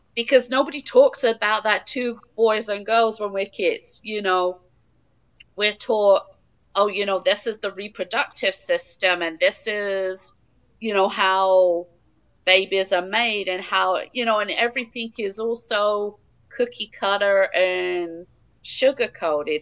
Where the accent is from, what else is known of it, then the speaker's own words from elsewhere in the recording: England, United Kingdom; now in Wisconsin, United States; I am originally from England.